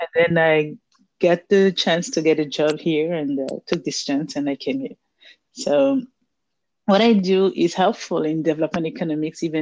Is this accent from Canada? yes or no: no; Abidjan, Côte d’Ivoire; moved away as an adult; also born or lived in France; now in Dakar, Senegal; I'm from Abidjan, Ivory Coast, Côte d'Ivoire. And I left my country to study in France in 1999.